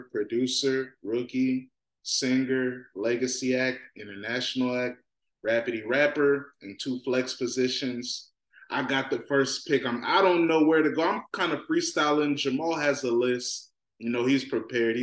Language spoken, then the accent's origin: English; Virginia, United States; I'm from Virginia.